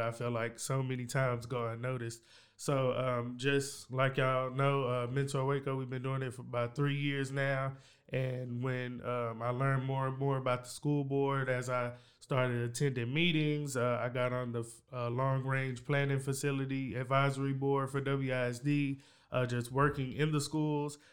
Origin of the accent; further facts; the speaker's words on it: Waco, Texas, United States; also born or lived in Hewitt, Texas; growing up in East Waco, U S